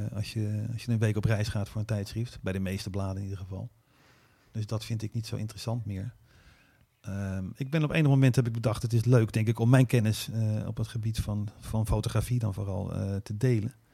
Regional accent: Netherlands; En, en hoe kan het dat ik dit kan als Hollander?

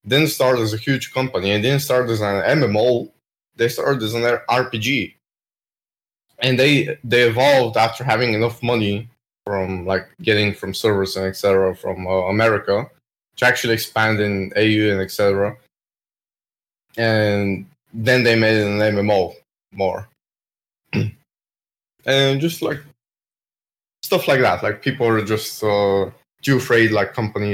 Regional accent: Bulgaria; I'm from Bulgaria

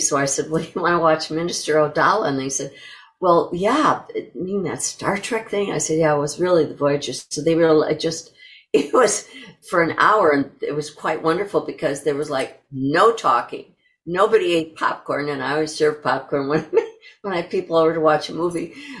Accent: New York, United States; I was a stage actress and that I came from New York

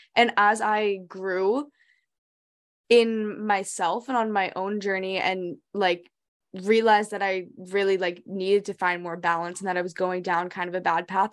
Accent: New Hampshire, United States; also born or lived in Hong Kong; we grew up in New Hampshire, but then we moved to Hong Kong for four years of our lives. So we were there fifth grade and middle school

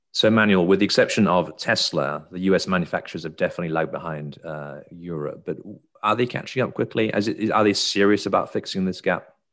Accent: United Kingdom; now in United States; I live in America but I'm British

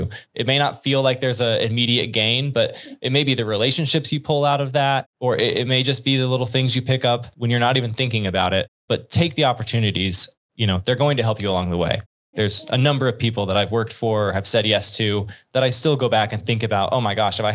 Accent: Arkansas, United States; I'm from Arkansas.

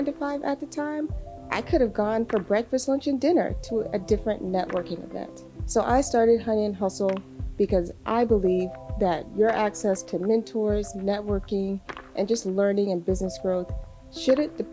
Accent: Alabama, United States; moved away as an adult; now in Durham, United States; While I currently live and work in Durham, I'm originally from Alabama.

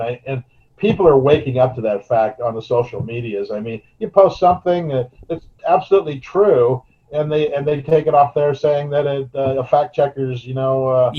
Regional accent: Yreka, California, United States; born there; I was born in Yreka, up in the northern tip, California, but I've been all over California, lived all over California, seen it all.

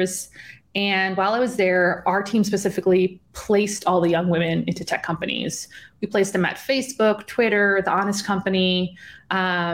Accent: on the border of Illinois and Wisconsin, small town in the Midwest, United States; I'm from a small town in the Midwest, on the border of Illinois and Wisconsin

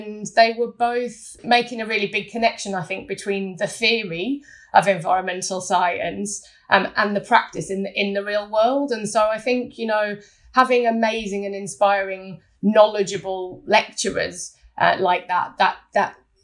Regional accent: Scarborough, Yorkshire and the Humber, United Kingdom; I was born in Scarborough, a small town on the East Coast

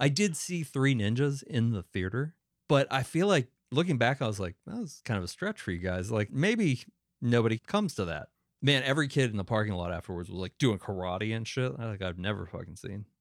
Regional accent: Northeast, United States; moved away; it's mostly where I grew up in the Northeast

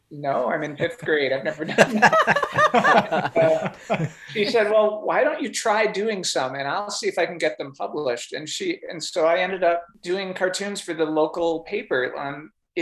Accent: Edina, Minnesota, United States; moved away as an adult; also born or lived in New Jersey / Seattle, Washington; I grew up mostly in Minnesota, but we lived for 3 years in New Jersey

